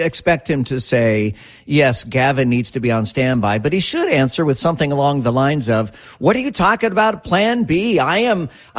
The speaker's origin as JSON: {"language": "English", "region": "Texas", "country": "United States", "tie": "born or raised there", "said": "I was raised in Texas"}